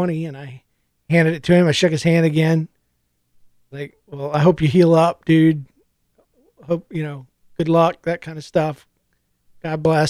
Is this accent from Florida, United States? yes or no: yes; Florida, United States; moved away; I've lived here 8 years. I'm from Florida.